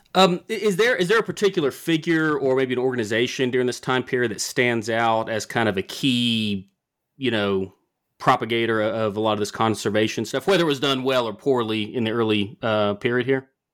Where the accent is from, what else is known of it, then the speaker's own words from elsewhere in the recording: the South, United States; growing up in the South